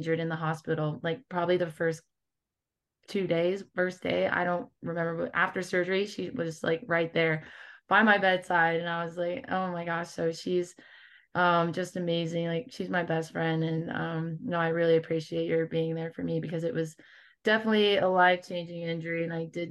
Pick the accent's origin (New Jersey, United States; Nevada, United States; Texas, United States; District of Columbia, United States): Nevada, United States; Las Vegas; my hometown of Las Vegas